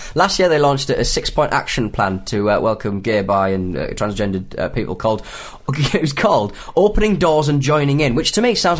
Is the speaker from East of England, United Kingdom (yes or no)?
yes; Basildon, East of England, United Kingdom; born there; I was born in Basildon and I am ready to drop some lyrics.